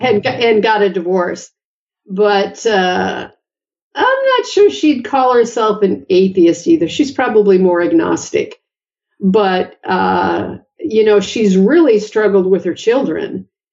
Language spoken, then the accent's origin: English; Bismarck, North Dakota, United States; moved away as an adult; also born or lived in Moorhead, Minnesota / Madison, Wisconsin / Oregon; I was born in Bismarck, North Dakota and went to school at Concordia College, a Lutheran college in Moorhead, Minnesota